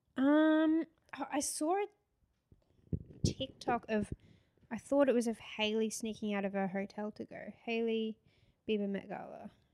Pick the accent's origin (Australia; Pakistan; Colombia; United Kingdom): Australia; Gold Coast, Queensland; moved away; we're both from the Gold Coast